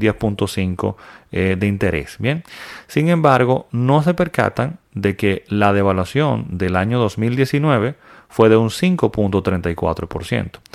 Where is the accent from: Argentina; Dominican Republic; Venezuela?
Dominican Republic; mi país, República Dominicana